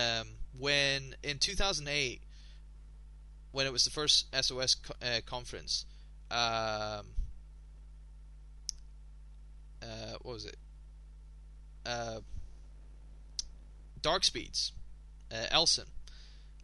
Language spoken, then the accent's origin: English; Scotland, United Kingdom; I am Scottish.